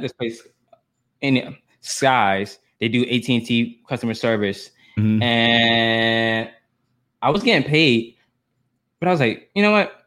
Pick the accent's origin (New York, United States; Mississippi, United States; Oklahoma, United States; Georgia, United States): Georgia, United States; Atlanta; I'm from Atlanta. I'm a Southern boy